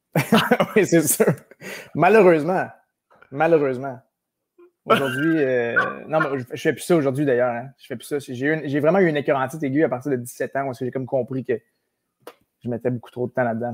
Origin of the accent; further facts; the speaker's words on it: Sherbrooke, Quebec, Canada; Je suis né à Sherbrooke même, Sherbrooke, à Florimont